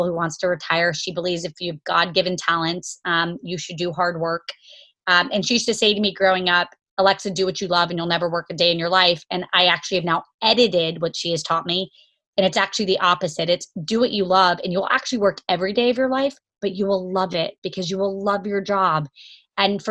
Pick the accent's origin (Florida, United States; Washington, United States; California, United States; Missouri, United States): Florida, United States; Jacksonville; also born or lived in Kentucky; I was born in Kentucky, grew up in Jacksonville, Florida, to parents that were in the Army and medicine.